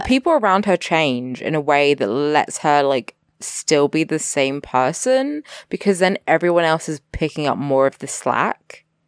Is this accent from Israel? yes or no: no; England, United Kingdom; I'm English